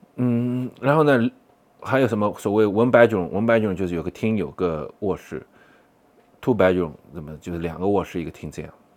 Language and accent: Chinese; China; moved away as an adult; also born or lived in Boston, United States; 我作为一个中国人都受不了